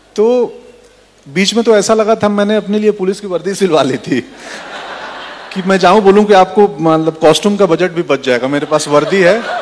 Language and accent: Hindi; Bihar, India; moved away as an adult; मैं बिहार से आता हूं वहाँ सुविधाएं नहीं थी सड़कें नहीं थी मेरे गांव से पटना डेढ़ सौ किलोमीटर था